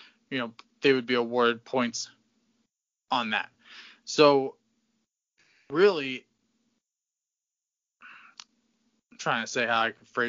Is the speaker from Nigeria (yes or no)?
no; Southeast Connecticut, United States; we are from Southeast Connecticut